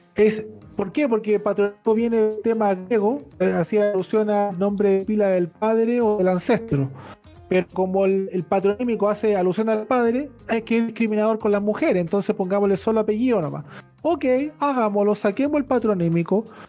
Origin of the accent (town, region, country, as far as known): Chile